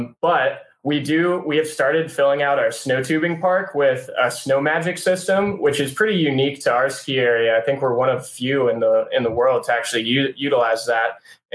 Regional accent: Chicago, Illinois, United States; now in Charlotte, United States; So I'm from Charlotte by way of Chicago.

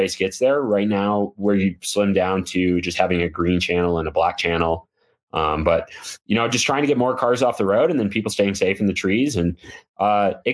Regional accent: Midwest, United States; moved away as an adult; growing up in the Midwest

